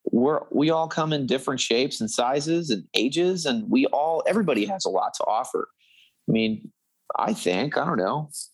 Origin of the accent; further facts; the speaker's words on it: Dallas, Texas, United States; I was born in Dallas